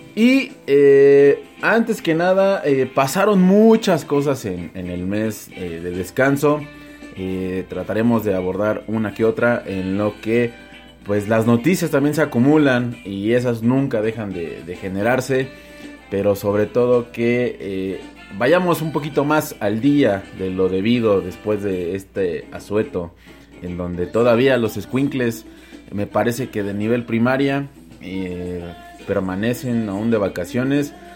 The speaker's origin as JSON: {"language": "Spanish", "country": "Mexico", "said": "yo soy mexicano"}